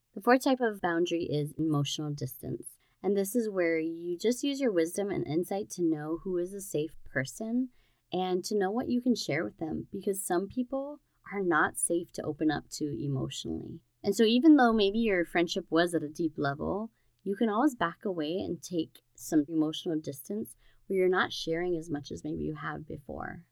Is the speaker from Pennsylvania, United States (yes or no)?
no; Hawaii, United States; Growing up in Hawaii